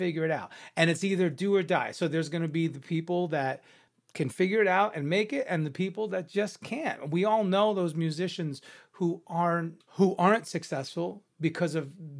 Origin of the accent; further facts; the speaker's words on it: New York, United States; now in Los Angeles, United States; I'm from New York. I'm a Cuban Italian New Yorker